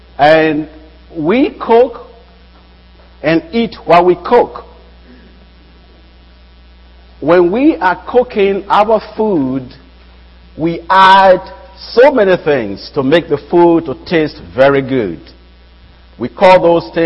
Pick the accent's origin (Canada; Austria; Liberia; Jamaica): Liberia; now in United States; I'm from West Africa, that's Liberia